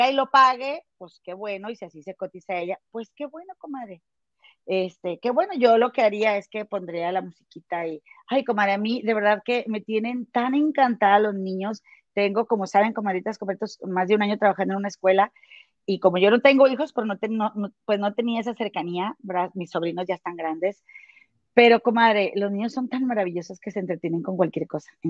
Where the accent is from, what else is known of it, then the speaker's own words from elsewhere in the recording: San Francisco, California, United States; de San Francisco … de San Francisco, California.